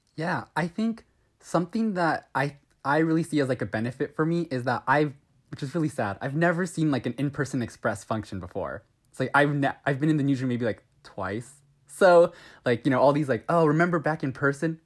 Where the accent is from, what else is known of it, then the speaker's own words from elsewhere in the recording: Southern California, United States; I'm from SoCal, I'm like an hour east of L A.